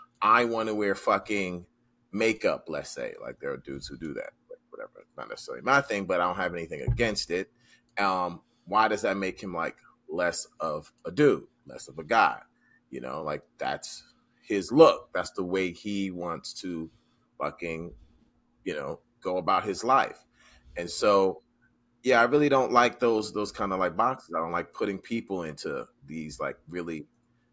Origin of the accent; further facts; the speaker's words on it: New York, United States; me being a New Yorker